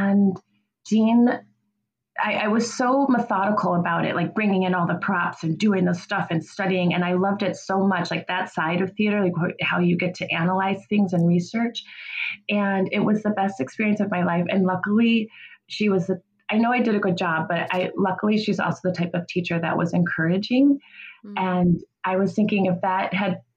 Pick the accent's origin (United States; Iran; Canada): United States; Kenosha, Wisconsin; I'm from Kenosha